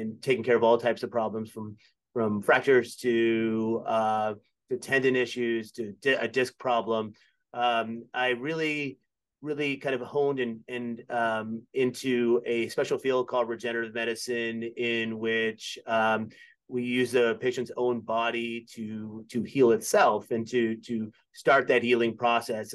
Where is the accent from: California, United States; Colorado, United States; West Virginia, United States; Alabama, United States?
Alabama, United States; Birmingham; moved away as an adult; also born or lived in Philadelphia, Pennsylvania; now in Virginia, United States; I grew up in Birmingham, Alabama, big Alabama fan